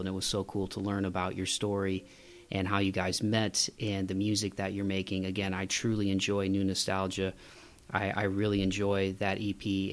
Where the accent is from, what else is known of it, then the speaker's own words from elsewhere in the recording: Midwest, United States; I'm from the Midwest, so we put, we put, we put Y's before